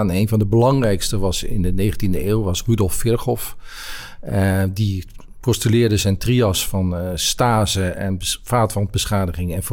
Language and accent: Dutch; Netherlands; also born or lived in Brabant / Rotterdam / Amsterdam / Groningen; ik ben Nederlander. Ik heb overal in Nederland gewoond.